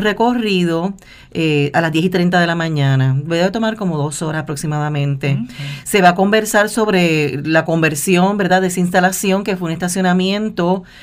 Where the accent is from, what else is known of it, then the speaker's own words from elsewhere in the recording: Puerto Rico; como puertorriqueños